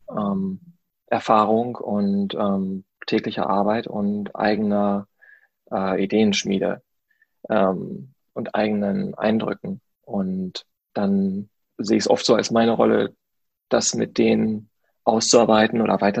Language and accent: German; Paderborn, North Rhine-Westphalia, Germany; moved away as an adult; now in Berlin, Germany; Ich komme aus Paderborn. Ich bin hier vor sechs, sieben Jahren nach Berlin gezogen, nach dem Studium